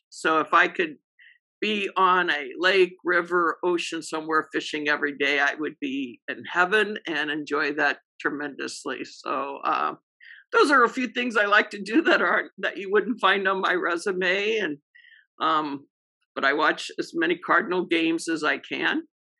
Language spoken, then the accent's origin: English; Missouri, United States; also born or lived in Jonesboro, Arkansas; now in Portland, United States; I was born in Jonesboro, even though I was raised in Missouri.